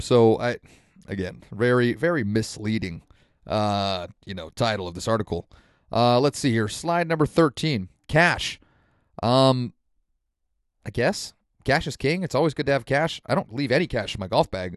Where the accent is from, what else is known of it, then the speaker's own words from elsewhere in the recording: Santa Rosa, California, United States; also born or lived in South Korea; Santa Rosa, my hometown here in California.